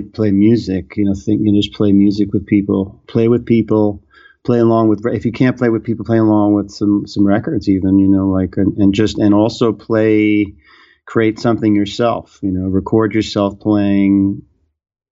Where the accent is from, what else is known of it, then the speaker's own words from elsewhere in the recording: New York City, New York, United States; moved away as an adult; also born or lived in Brooklyn; now in New Jersey, United States; growing up in New York City